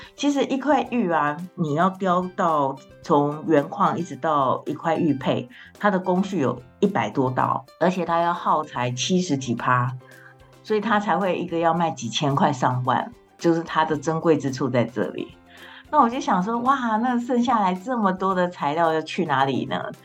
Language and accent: Chinese; Hualien, Hualien County, Taiwan; moved away as an adult; also born or lived in Shanghai; 我就是吃石头饭长大的花莲小孩